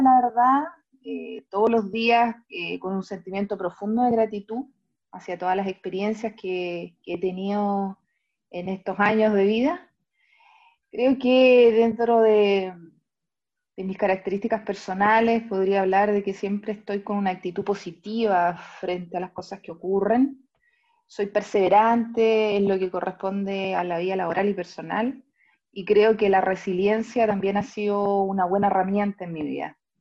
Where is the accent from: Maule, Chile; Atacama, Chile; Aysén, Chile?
Maule, Chile; Talca; now in Santiago, Chile; nací y criada en Talca, hoy día viviendo acá en Santiago, en la comuna de Ñuñoa.